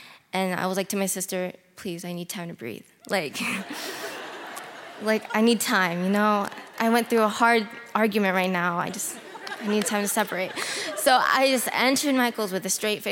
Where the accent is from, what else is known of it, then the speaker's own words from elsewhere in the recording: Philippines; I was born in the Philippines.